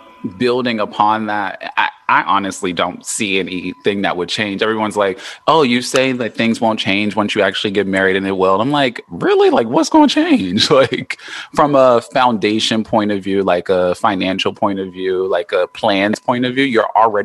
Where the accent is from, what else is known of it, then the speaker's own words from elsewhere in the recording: Los Angeles, California, United States; accent: LA; I always go into my LA accent